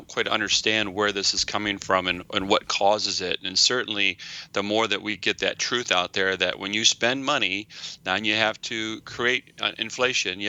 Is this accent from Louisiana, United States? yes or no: no; Michigan, United States; being a fifth generation Michigander